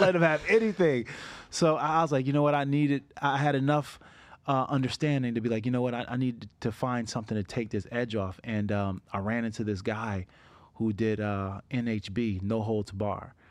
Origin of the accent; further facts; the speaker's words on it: Niagara Falls, New York, United States; I grew up in Niagara Falls